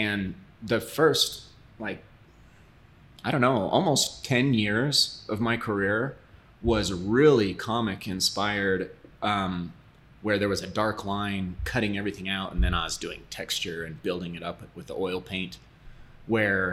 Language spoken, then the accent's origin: English; Southeast Idaho, United States; I grew up in Southeast Idaho, really a farm community